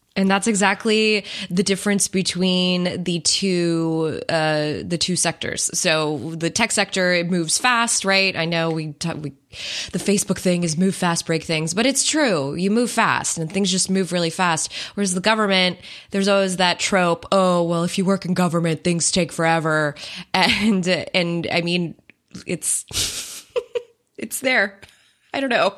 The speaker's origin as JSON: {"language": "English", "country": "United States", "said": "as an American citizen"}